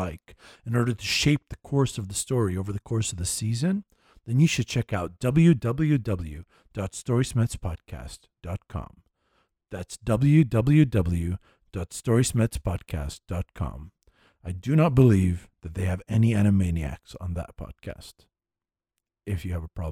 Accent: Ghana; moved away; my home country

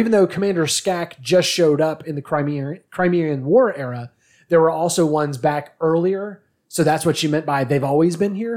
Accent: United States; we're American

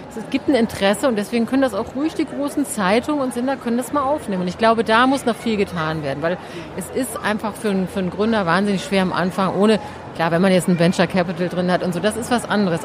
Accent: Hamburg, Germany; now in Berlin, Germany; wir haben jetzt wenig Familie in Berlin und so. Ich bin ja aus Hamburg

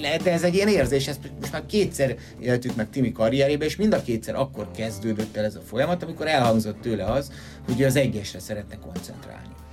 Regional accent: Hungary

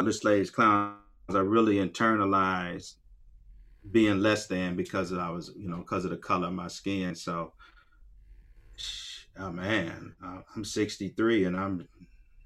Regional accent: Akron, Ohio, United States; Born in 1958, like I say, on West Akron, on Store Avenue between Lawton and Slauson, all right? All black neighborhood

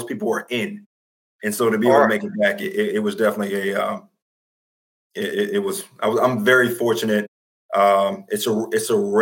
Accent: United States; I'm traded back, you know, to Washington, my hometown where I grew up

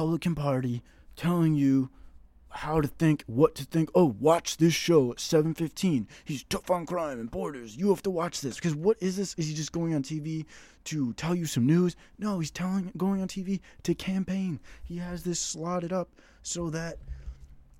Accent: United States; I'm an American.

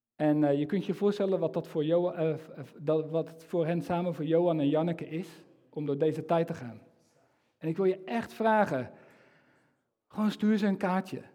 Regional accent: Netherlands; ik als, als Nederlander

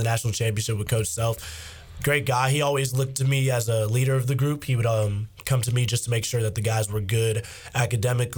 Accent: Charlotte, North Carolina, United States; also born or lived in Florida / Miami area, Florida; I'm from Charlotte, North Carolina. I grew up there since I was seven, originally from Florida.

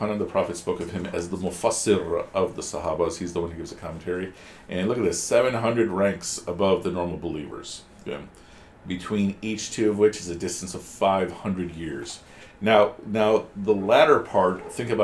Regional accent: United States; my generation, we didn't have too many resources growing up in America

